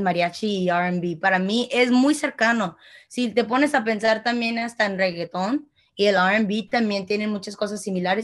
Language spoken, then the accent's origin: Spanish; outside Chicago, Illinois, United States; crecí yo, que está fuera de Chicago, mucha gente latina